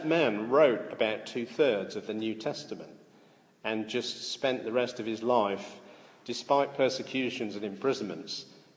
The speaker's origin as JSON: {"language": "English", "country": "United Kingdom", "tie": "born or raised there", "said": "I am British because I was born in Britain and hold a British passport"}